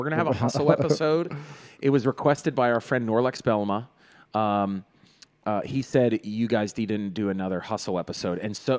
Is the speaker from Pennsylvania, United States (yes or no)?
yes; Greensburg, Pennsylvania, United States; we all love Pittsburgh, or I'm originally from Greensburg.